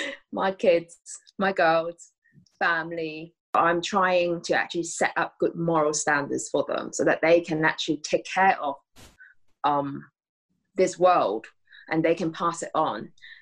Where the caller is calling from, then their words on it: Bath, South West England, United Kingdom; I am at home in Bath in the UK.